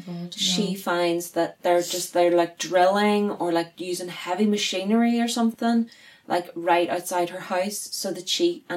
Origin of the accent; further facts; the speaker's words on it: Northern Ireland, United Kingdom; we are Northern Irish girls with weird accents